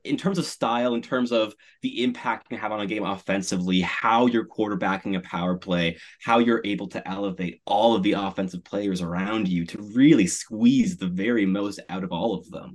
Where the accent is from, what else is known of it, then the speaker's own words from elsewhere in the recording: Montreal, Quebec, Canada; I grew up in Montreal